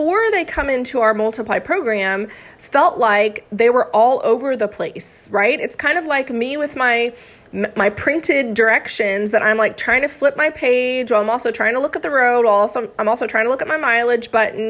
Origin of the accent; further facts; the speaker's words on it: Florida, United States; also born or lived in Arkansas; I am from Florida and I went to school in Arkansas.